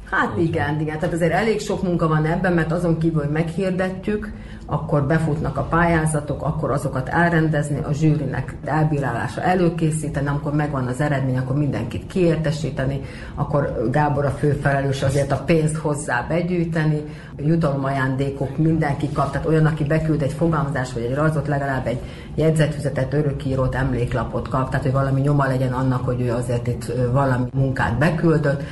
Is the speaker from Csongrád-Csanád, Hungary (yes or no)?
yes; Mindszent, Csongrád-Csanád, Hungary; moved away as an adult; now in Bácsfeketehegy (Moravica), Serbia; én meg Vincentről származom, a mai Csongrád család vármegyében található, Tisza parti településről jöttem